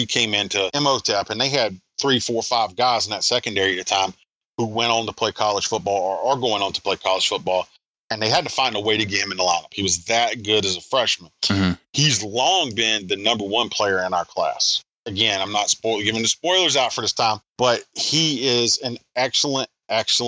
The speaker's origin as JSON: {"language": "English", "region": "South Carolina", "country": "United States", "said": "I'm from South Carolina."}